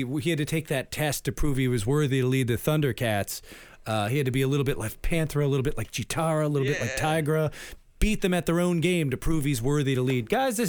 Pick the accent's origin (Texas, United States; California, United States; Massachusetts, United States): Massachusetts, United States; Framingham; I'm from Framingham. They got a prison there.